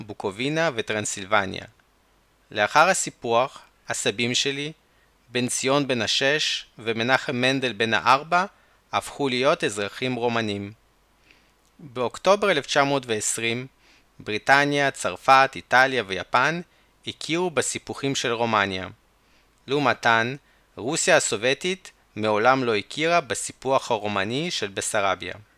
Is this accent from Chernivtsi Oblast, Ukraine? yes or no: yes; Chernivtsi, Chernivtsi Oblast, Ukraine; צ'רנוביץ, העיר שבה נולדתי